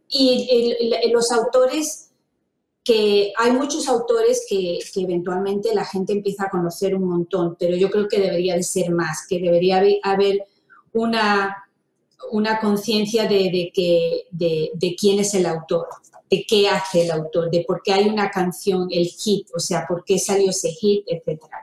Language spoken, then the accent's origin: Spanish; Fuengirola, Andalusia, Spain; moved away as an adult; now in United States; me crié en España, en Fongirola, y yo me vine a Estados Unidos hace casi 30 años